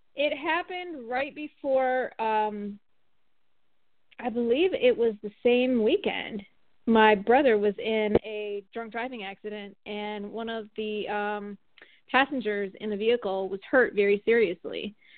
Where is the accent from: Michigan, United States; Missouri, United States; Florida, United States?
Michigan, United States; moved away as an adult; now in Atlanta, United States; I'm from Michigan originally, and I live in Atlanta, Georgia